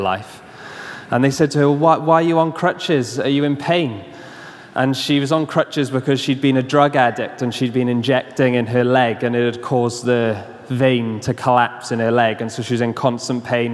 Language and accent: English; Swansea, Wales, United Kingdom; I was coaching a football team in my hometown in Swansea